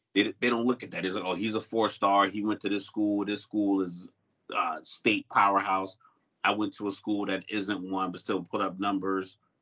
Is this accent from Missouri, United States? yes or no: no; Miami, Florida, United States; I'm from Miami